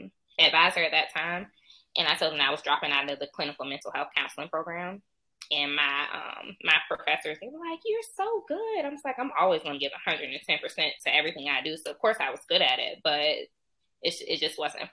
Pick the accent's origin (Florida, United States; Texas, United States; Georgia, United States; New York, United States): Georgia, United States; Savannah; I'm from Savannah, Georgia